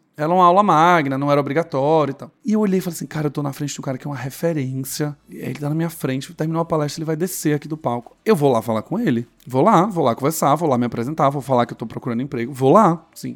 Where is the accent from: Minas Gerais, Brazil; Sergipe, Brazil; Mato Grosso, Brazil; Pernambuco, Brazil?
Sergipe, Brazil; Aracaju; moved away as an adult; now in São Paulo, Brazil; eu sou sergipano, eu sou de Aracaju, me mudei para São Paulo, dia 22 de março de 2012